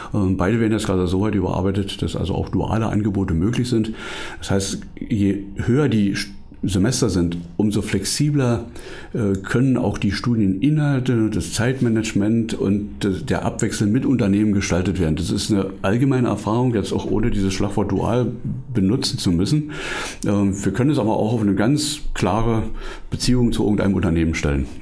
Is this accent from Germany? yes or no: yes; Brandenburg, Germany; ich bin ähm, Brandenburger und auch immer ein bisschen lokalpatriotisch